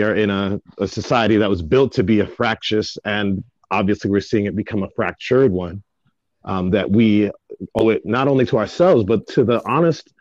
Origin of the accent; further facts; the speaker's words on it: New York City, New York, United States; also born or lived in Jamaica (ancestry); I'm the first generation here to be born as an American, but I identify way more with my Jamaican roots